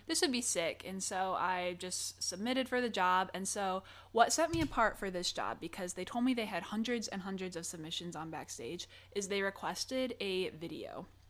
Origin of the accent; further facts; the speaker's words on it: Michigan, United States; moved away as an adult; now in Los Angeles, United States; I am originally from Michigan, and so I moved here in August of twenty twenty